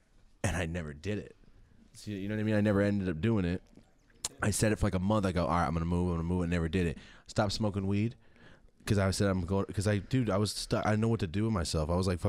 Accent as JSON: {"language": "English", "town": "Merced", "region": "California", "country": "United States", "tie": "born or raised there", "said": "I'm from Merced, yes."}